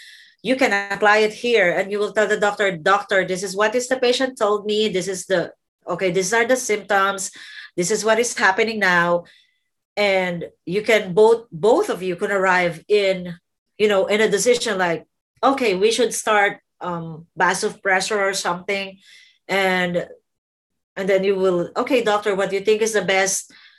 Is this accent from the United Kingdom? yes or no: no; Qatar; English is a second language; because I came from Qatar and I was scared to talk to the doctor.